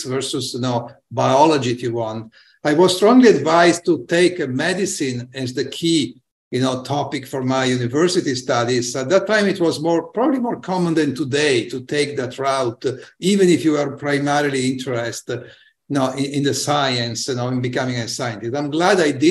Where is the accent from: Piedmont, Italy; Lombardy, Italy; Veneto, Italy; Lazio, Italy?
Piedmont, Italy; Turin; I grew up in Torino, Italy, which is a northern industrial